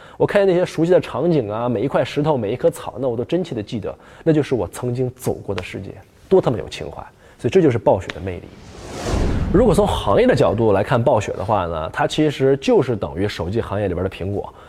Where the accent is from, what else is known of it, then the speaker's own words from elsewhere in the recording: Northeast China, China; accent: Northeastern Mandarin; 我们东北话